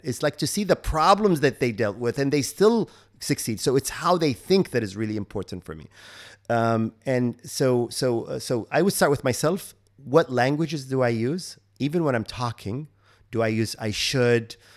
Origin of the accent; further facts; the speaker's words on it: Kuwait; moved away; I'm from Kuwait